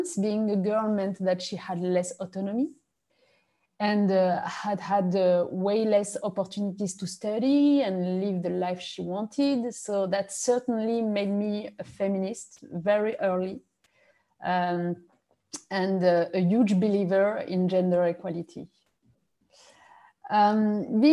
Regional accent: France; English is a second language; also born or lived in Morocco; now in Paris, France; I arrived in France only when I was 4 years old

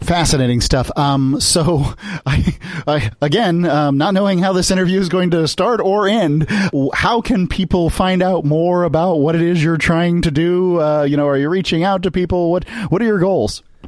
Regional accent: United States

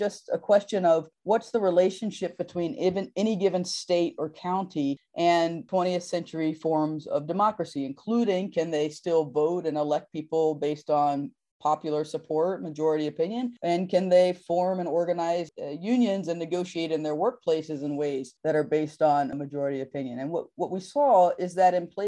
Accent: North Carolina, United States; my home state of North Carolina

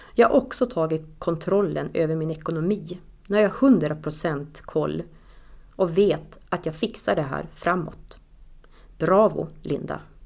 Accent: Tärna, Västerbotten County, Sweden; now in Östersund, Sweden; jag är ju från Tärna och vi har vårt hus

